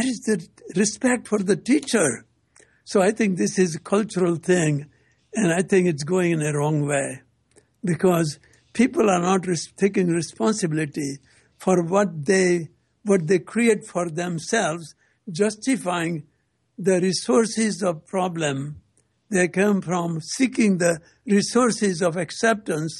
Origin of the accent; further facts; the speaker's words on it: India; moved away as an adult; now in United States; came from India in 1960